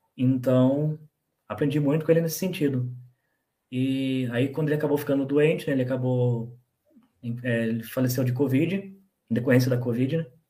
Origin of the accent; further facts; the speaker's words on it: Bragança Paulista, São Paulo, Brazil; also born or lived in Joanópolis; nascido em Joanópolis, moro em Bragança, morei quando era pequeno em São Paulo e voltei para Bragança